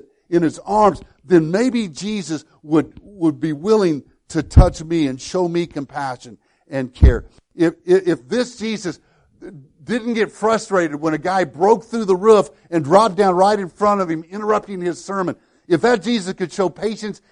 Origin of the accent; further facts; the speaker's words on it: Woodlawn, United States; my hometown of Woodlawn